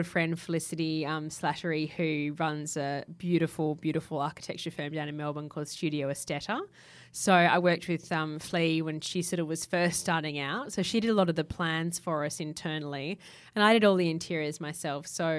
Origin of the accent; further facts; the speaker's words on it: Japan; I grew up in Japan, so there's lots of different textiles, sort of antique kimono fabrics I've used as upholstery